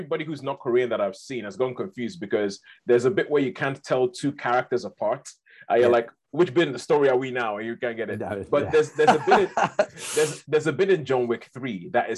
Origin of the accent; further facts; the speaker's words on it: Nigeria; I'm from Nigeria